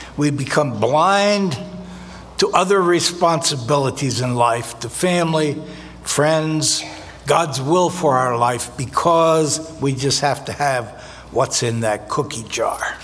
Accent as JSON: {"language": "English", "region": "New Jersey", "country": "United States", "tie": "born or raised there", "said": "I was born in North Jersey"}